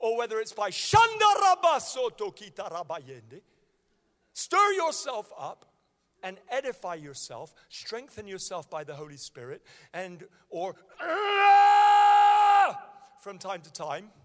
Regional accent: Nigeria; moved away; I was born in Nigeria and I speak fluent Hausa.

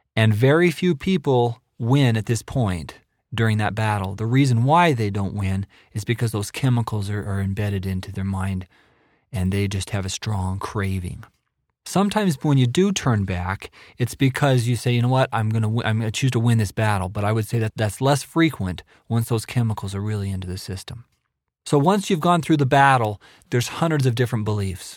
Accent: Idaho, United States; moved away as an adult; also born or lived in Nebraska; now in Provo, Utah, United States; I'm originally from Idaho

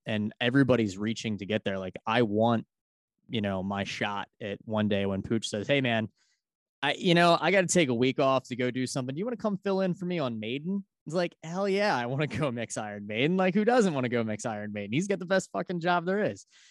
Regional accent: Philadelphia, Pennsylvania, United States; I'm from Philadelphia, Pennsylvania.

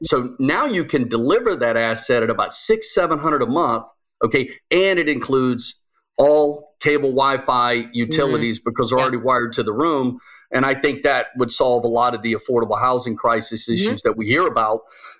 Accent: Jacksonville, Florida, United States; do the Jacksonville Jaguars, because I'm from Jacksonville, do they suck so bad because it's Jacksonville?

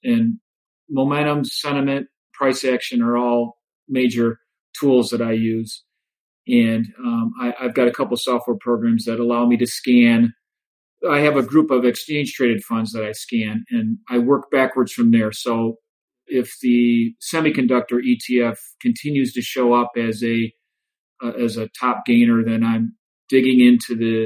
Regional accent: Joliet, Illinois, United States; moved away as an adult; growing up in Joliet

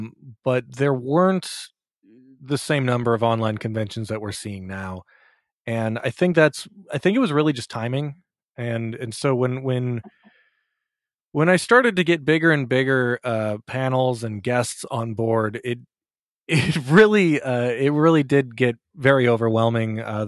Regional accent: Minnesota, United States; moved away as an adult; now in New York, United States; I grew up in Minnesota. I lived there for 30 years before moving to New York.

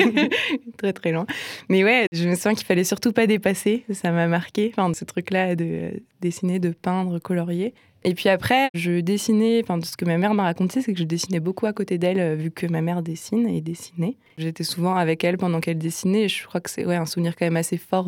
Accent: Nancy, Grand Est, France; moved away as an adult; now in Strasbourg, France; j'ai grandi à Nancy

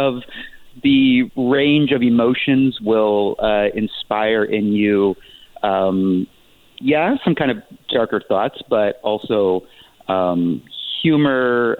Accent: West Virginia, United States; born there; also born or lived in San Diego / Joplin, Missouri; now in Palm Springs, United States; I moved around a lot. I was born in West Virginia. I spent significant time, like one of the characters actually, in San Diego before moving to Joplin, Missouri

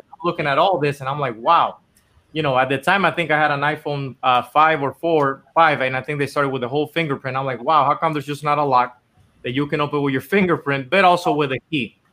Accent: Dominican Republic; moved away as an adult; now in Los Angeles, United States; I was born and raised in Dominican Republic my whole life. And I actually came here to LA to, to try to do music

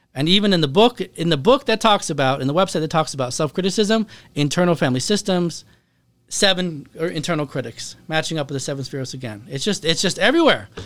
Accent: Seattle, Washington, United States; I grew up in Seattle, Washington

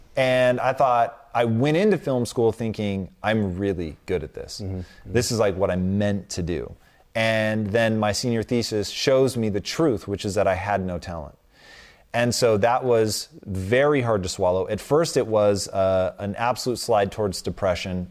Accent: Tacoma, Washington, United States; I grew up in Tacoma, Washington

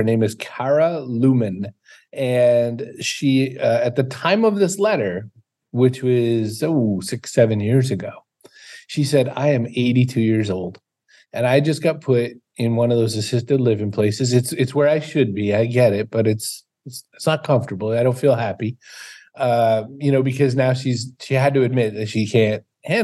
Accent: Maine, United States; I'm from Maine

